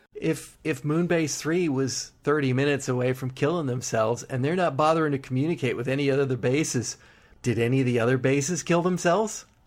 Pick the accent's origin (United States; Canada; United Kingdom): United Kingdom; We're British.